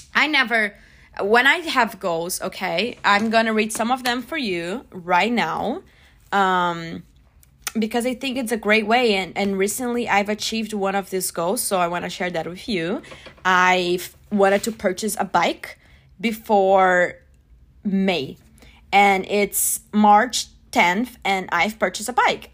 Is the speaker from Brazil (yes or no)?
yes; Brazil; moved away as an adult; now in United States; I'm originally from Brazil, but I've been living in the U S for about six years